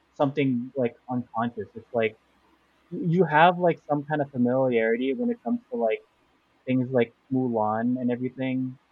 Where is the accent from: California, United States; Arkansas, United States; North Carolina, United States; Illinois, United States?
California, United States; also born or lived in Philippines; I've been here basically my whole life